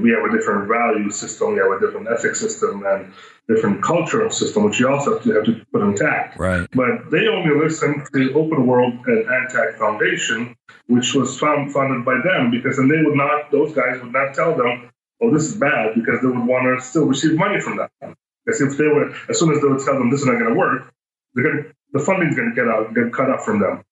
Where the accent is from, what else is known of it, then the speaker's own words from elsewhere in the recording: United States; moved away; also born or lived in Ukraine; I grew up in the States.